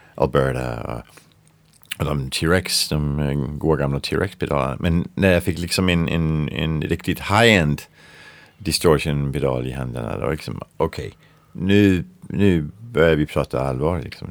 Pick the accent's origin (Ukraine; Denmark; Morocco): Denmark; Swedish is a second language; moved away; Jag är från Danmark